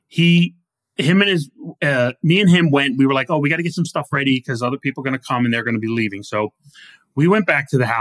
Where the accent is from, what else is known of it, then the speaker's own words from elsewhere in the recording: New Rochelle, New York, United States; moved away; I grew up on the South End